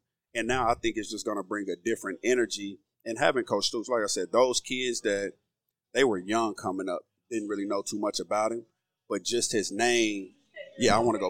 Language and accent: English; Oklahoma, United States; growing up in Oklahoma